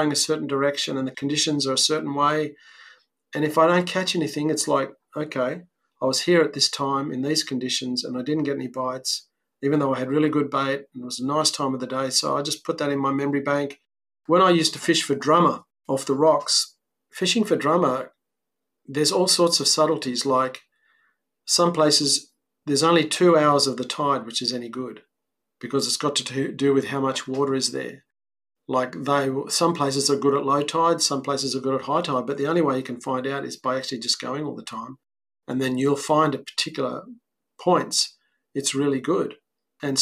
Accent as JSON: {"language": "English", "town": "Sydney", "region": "New South Wales", "country": "Australia", "tie": "born or raised there", "moved": "as an adult", "lives_now": "South Coast, New South Wales, Australia", "said": "I grew up on the Northern Beaches"}